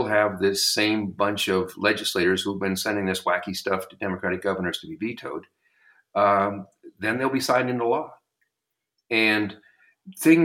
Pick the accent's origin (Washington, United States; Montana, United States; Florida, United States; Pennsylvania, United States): Montana, United States; Geyser; I grew up in Geyser. Geyser still has a public high school